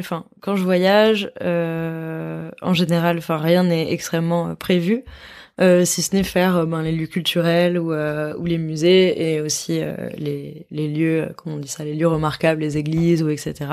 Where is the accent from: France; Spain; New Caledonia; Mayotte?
Spain; between Girona and Barcelona, Catalonia; entre Gérone et Barcelone, qui est là d'où je viens. En fait, je suis catalane